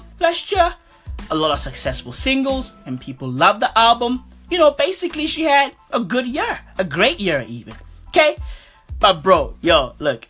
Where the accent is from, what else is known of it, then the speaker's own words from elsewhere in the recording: South Africa; I'm from South Africa. So, you know, I'm super proud to be from SA right now